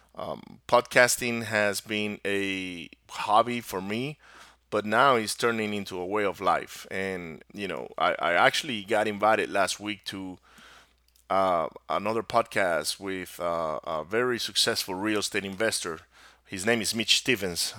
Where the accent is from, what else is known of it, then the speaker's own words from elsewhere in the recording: Venezuela; first language Spanish; English is a second language; moved away as an adult; now in United States; I was born here in the U S in the States, but I was raised down in Venezuela, and my parents are both from Venezuela. So my native language is actually Spanish